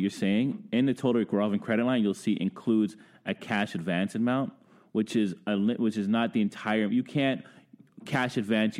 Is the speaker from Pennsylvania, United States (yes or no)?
no; Brooklyn, New York, United States; now in Ottawa, Canada; I've been here 20 plus years. I'm from Brooklyn.